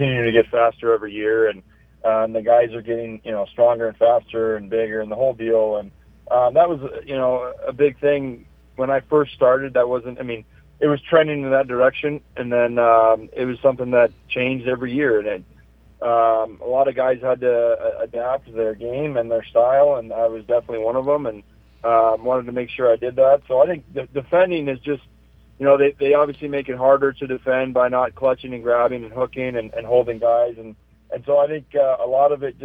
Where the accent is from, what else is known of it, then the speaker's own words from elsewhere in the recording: California, United States; I was born in California